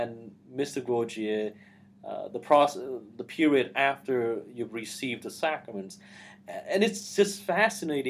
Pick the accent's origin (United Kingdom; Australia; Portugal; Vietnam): Vietnam; moved away; not growing up in Vietnam in the midst of oppression and persecution